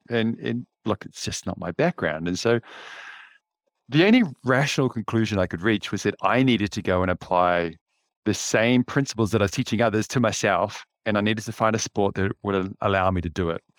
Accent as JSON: {"language": "English", "region": "Auckland", "country": "New Zealand", "tie": "born or raised there", "said": "I grew up in West Auckland, so Tiatatu, Henderson, that area"}